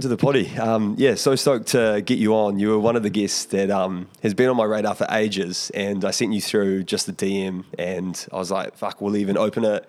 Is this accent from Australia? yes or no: no; Porirua, Wellington, New Zealand; growing up in Porirua